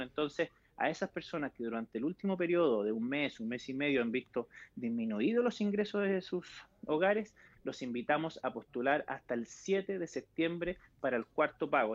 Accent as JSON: {"language": "Spanish", "country": "Chile", "said": "como chilenos en general"}